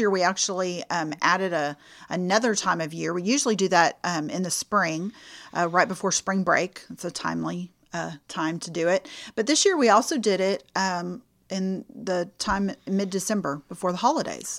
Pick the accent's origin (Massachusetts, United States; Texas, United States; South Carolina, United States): Texas, United States; Houston; moved away as an adult; now in Lufkin, United States; I am originally from the Clear Lake area, south of Houston